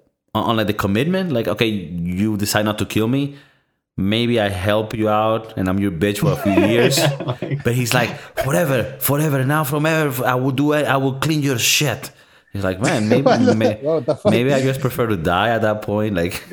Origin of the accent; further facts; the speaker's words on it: Florida, United States; No, I'm from Florida.